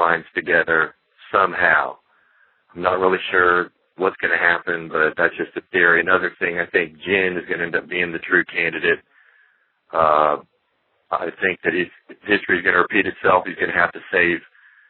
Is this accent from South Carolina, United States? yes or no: yes; South Carolina, United States; I'm from South Carolina